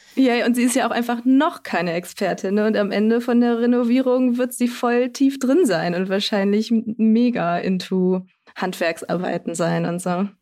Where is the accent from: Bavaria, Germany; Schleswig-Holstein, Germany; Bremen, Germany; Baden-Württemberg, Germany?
Bremen, Germany; moved away; ich bin äh, in Bremen aufgewachsen, meine Mama wohnt da noch